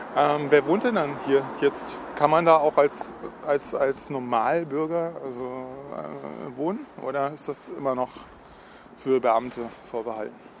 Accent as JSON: {"language": "German", "region": "Baden-Württemberg", "country": "Germany", "said": "ich bin aus Baden"}